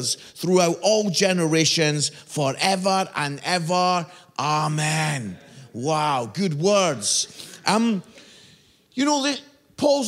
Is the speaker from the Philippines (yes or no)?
no; Edinburgh, Scotland, United Kingdom; moved away as an adult; also born or lived in Barnsley; I'm from Edinburgh, beautiful city in Scotland